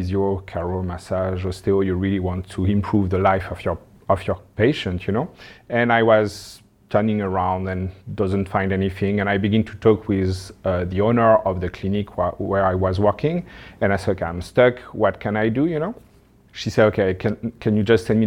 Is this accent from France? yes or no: yes; France; English is a second language; moved away as an adult; now in Moncton, Canada; I arrived 11 years ago now. I come from France